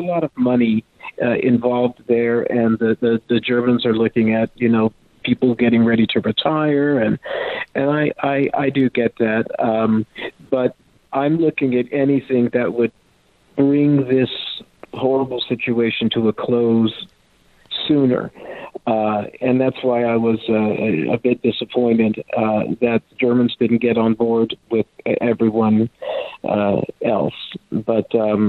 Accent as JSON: {"language": "English", "country": "France", "tie": "born or raised there", "also_born_or_lived": "Texas", "first_language": "French", "second_language": "English", "said": "my background is I'm half French. I'm 100% Texan, but I'm half French. And I was raised in France. It was my first language."}